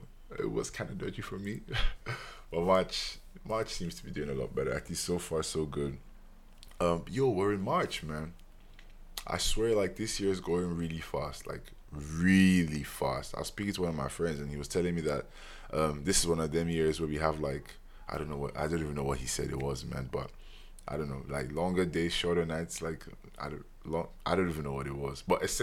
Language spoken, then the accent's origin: English; Nigeria; As a Nigerian, you're born with 5 to 10 aunties and uncles by default.